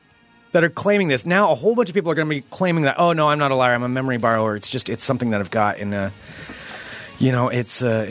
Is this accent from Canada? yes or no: no; Bremerton, Washington, United States; growing up in Bremerton